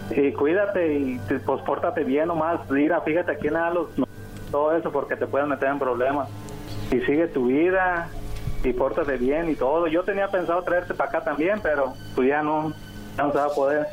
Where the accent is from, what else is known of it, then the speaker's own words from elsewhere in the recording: Sinaloa, Mexico; yo soy de, de Sinaloa